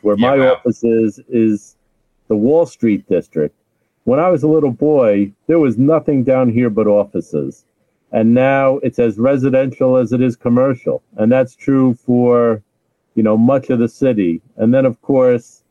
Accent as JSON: {"language": "English", "town": "New York City", "region": "New York", "country": "United States", "tie": "born or raised there", "also_born_or_lived": "Brooklyn / Manhattan", "said": "I'm a lifelong New Yorker. I was born in the Bronx. I now live in Brooklyn."}